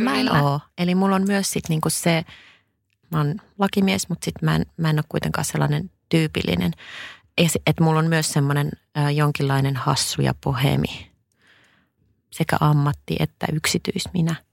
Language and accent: Finnish; Mikkeli, South Savo, Finland; mä oon Savosta koteisen, ihan Mikkelistä